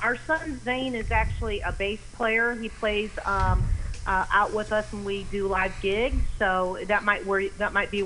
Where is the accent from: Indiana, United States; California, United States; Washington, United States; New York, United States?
Indiana, United States; Fort Wayne; moved away; also born or lived in Colorado / Nashville; I grew up in Fort Wayne, Indiana, up in the middle of the country